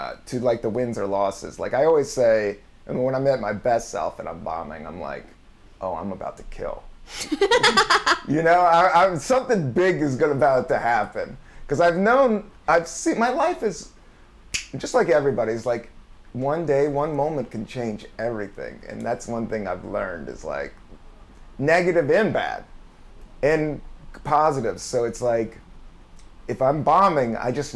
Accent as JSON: {"language": "English", "region": "California", "country": "United States", "said": "I was from California"}